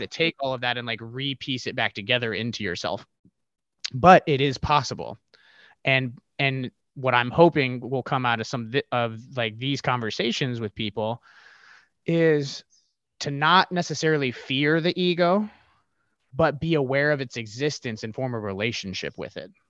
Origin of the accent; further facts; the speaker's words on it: Ohio, United States; I grew up in the Midwest, uh, here in, in Ohio